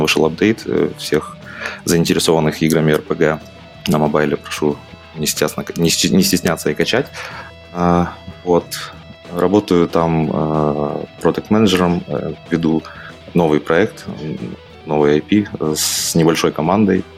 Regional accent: Mykolaiv, Mykolaiv Oblast, Ukraine; moved away as an adult; now in Kraków, Poland; Я из Украины изначально. А, жил я в городе Николаев на юге

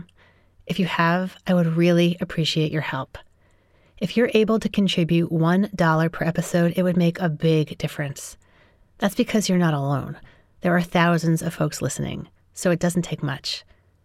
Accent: New York City, New York, United States; now in San Francisco Bay Area, United States; I grew up in New York City

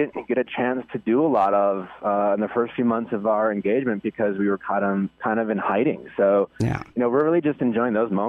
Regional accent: Milwaukee, Wisconsin, United States; born or raised there; moved away

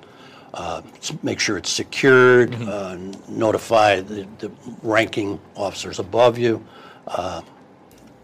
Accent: Saratoga Springs, New York, United States; I'm from Saratoga Springs. I raised my family there and spent almost 30 years with the police department.

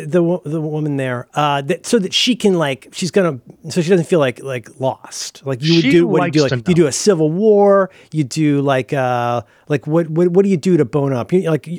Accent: Florida, United States; now in San Francisco, United States; I'm not from here. I'm from Florida.

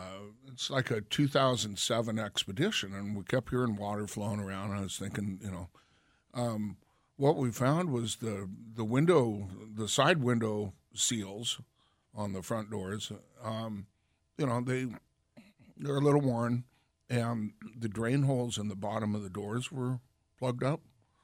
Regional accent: Grays Harbor, Washington, United States; I grew up in Grace Harbor

